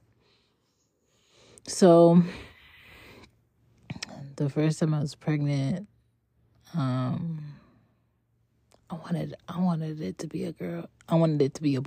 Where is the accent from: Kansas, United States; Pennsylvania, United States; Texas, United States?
Pennsylvania, United States; Philadelphia; also born or lived in Jamaica (parents); now in Atlanta, United States; I'm from Philly by way of ATL currently. And I have two Jamaican parents.